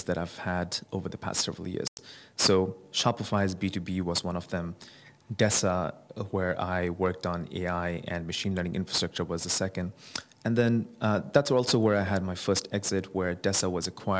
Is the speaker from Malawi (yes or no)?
no; Bangladesh; moved away; Bangladesh, which is my home country